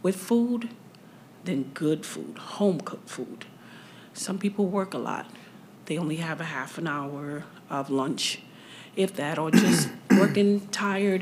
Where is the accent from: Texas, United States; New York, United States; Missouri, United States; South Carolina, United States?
New York, United States; moved away; I'm actually from up north, okay. New York.